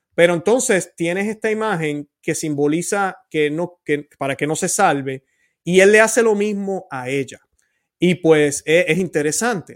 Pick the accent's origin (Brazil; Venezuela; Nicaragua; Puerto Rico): Puerto Rico; mi puertorriqueñidad